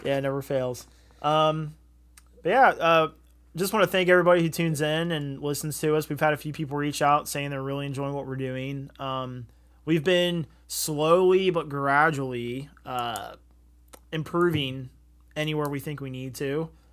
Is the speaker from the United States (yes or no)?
yes; Southern Ohio, United States; We're from Southern Ohio